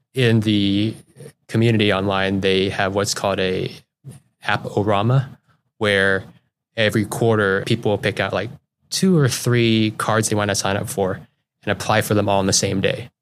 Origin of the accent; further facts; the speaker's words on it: Juneau, Alaska, United States; also born or lived in South Everett, Washington / Connecticut; now in Seattle area, United States; I, uh, grew up in Juneau, Alaska